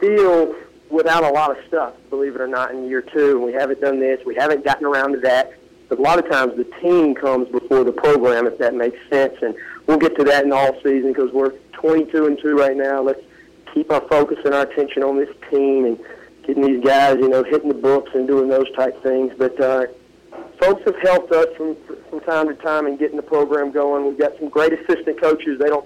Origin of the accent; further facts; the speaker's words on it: Ruston, Louisiana, United States; moved away; my family there and going to Ruston High School